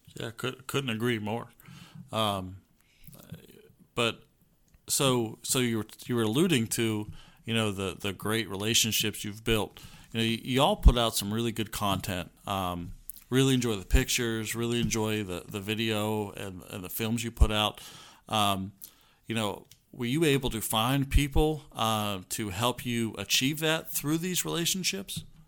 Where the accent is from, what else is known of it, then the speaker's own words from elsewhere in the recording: United States; I grew up hiding in the Chesapeake Bay